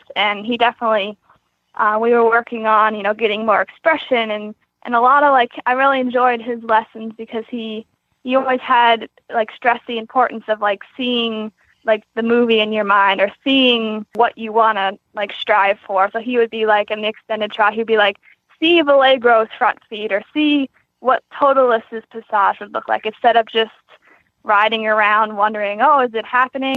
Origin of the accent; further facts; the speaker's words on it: Queenstown, Maryland, United States; I am from Queenstown, Maryland